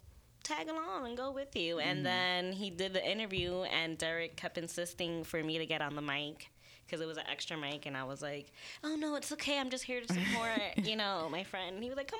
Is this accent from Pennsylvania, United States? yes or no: no; New York City, New York, United States; Uptown, baby, Wash Heights